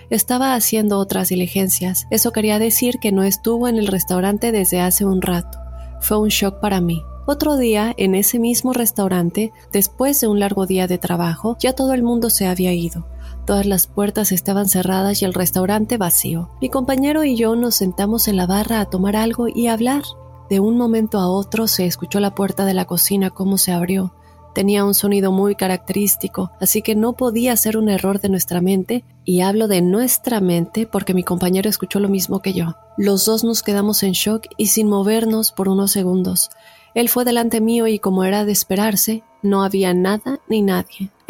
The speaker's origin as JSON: {"language": "Spanish", "country": "Peru", "moved": "yes", "lives_now": "United States", "said": "Soy de Perú, actualmente radico en los Estados Unidos, pero quisiera contarte mi caso cuando estaba en Perú."}